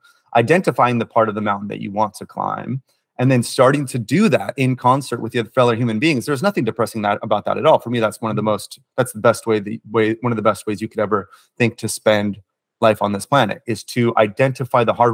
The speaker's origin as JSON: {"language": "English", "region": "California", "country": "United States", "tie": "born or raised there", "said": "my home state of California"}